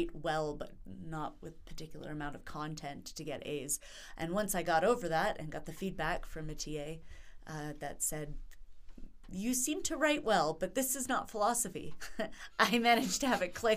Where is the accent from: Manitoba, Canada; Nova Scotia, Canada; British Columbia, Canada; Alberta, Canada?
British Columbia, Canada; Vancouver Island; moved away as an adult; also born or lived in Whitehorse, Yukon / Antwerp, Belgium / Ontario; We moved down to Vancouver Island, which is where I grew up.